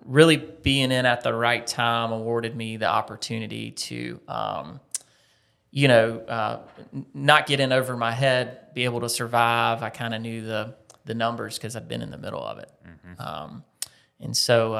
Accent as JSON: {"language": "English", "town": "Lancaster", "region": "South Carolina", "country": "United States", "tie": "born or raised there", "moved": "as an adult", "lives_now": "Columbia, United States", "said": "I grew up in Lancaster, South Carolina, okay. About 60 miles north."}